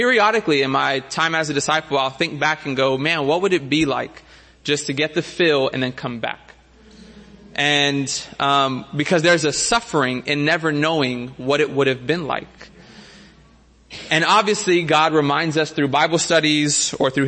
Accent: Miami, Florida, United States; now in San Diego, United States; As a city boy growing up in Miami, now living in San Diego

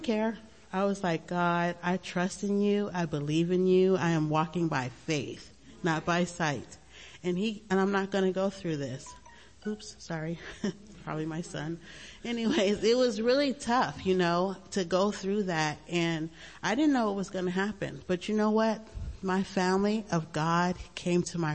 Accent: Long Beach, California, United States; I grew up in Long Beach, and it was a great time, you know, in the 70s

